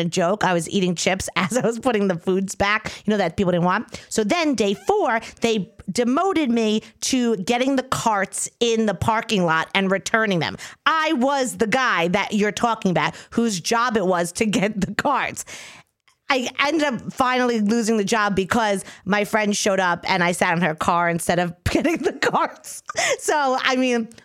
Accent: Long Island, New York, United States; now in New York City, United States; I'm from Long Island.

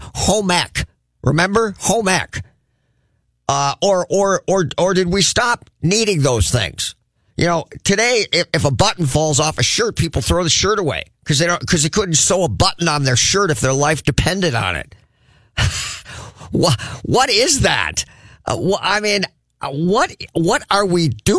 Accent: United States; as an American

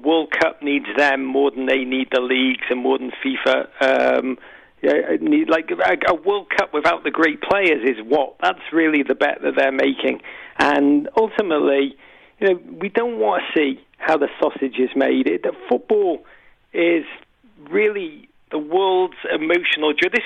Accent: Liverpool, North West England, United Kingdom; I'm from Liverpool

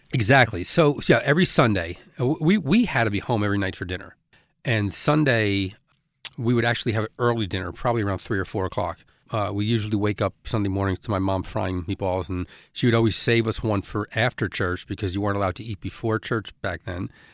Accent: Elizabeth, New Jersey, United States; where I grew up in Elizabeth

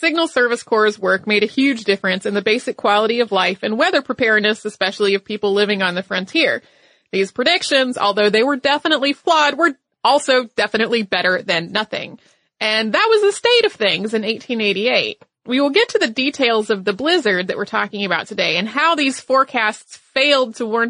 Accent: the South, United States; Now, I grew up in the South. I know that to some of you, 40 degrees does not sound like time to party.

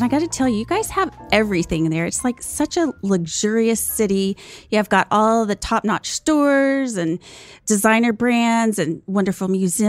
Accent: Fort Worth, Texas, United States; I grew up in Fort Worth

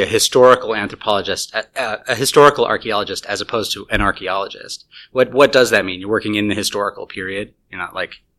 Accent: United States; as an American

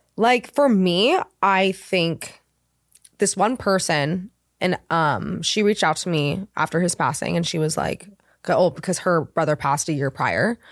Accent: Laguna Beach, California, United States; also born or lived in Los Angeles; I I'm from Laguna Beach

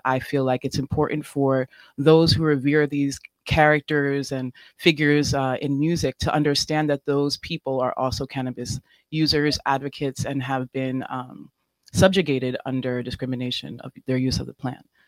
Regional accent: New York City, New York, United States; I'm from New York City as well, and I am mixed race

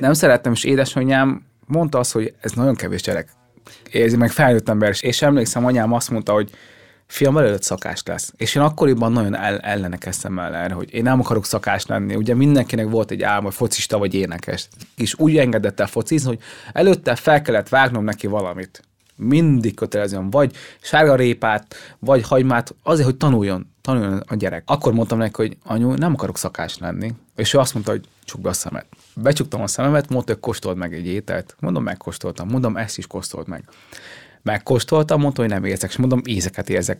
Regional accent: Hungary; also born or lived in Vietnam; amikor ide kerültünk Magyarországra

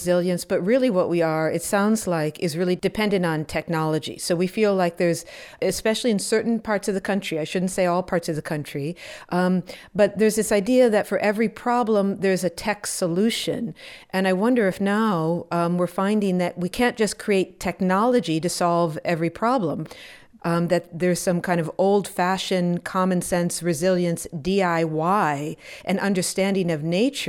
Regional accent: Wisconsin, United States; I grew up in Wisconsin, and in the 70s and the early 80s, I was really nervous about Bigfoot.

